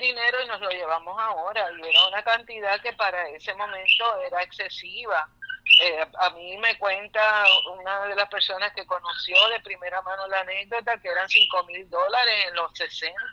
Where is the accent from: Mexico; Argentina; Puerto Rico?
Puerto Rico